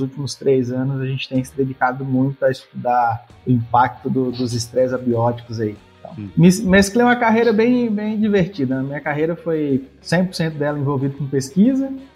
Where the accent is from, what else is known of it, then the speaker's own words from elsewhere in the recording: Bahia, Brazil; Eu sou baiano, um dos poucos baianos aqui no oeste da Bahia